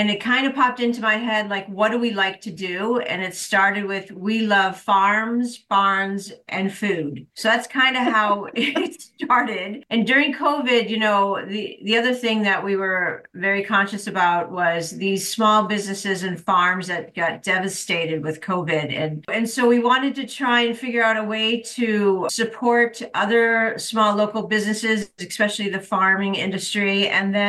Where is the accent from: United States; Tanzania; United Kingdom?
United States; New England; We grew up in New England